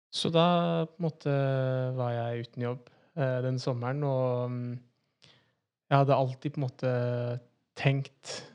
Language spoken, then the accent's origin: Norwegian; Oslo, Norway; født og oppvokst i Oslo. Så er da en Oslo-gutt